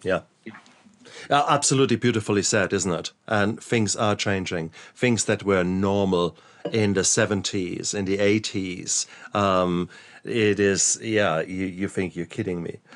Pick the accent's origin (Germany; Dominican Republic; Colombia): Germany; I was brought up in in Germany